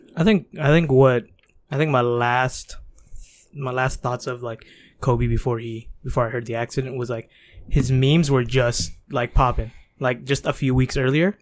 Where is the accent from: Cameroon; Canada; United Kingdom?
Canada; Toronto, Ontario; We're Canadian born, Toronto raised